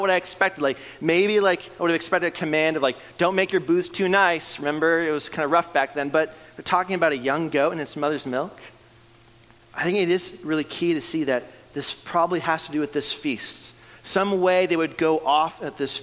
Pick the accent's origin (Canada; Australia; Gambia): Canada; moved away; I'm from Canada, and so I grew up playing hockey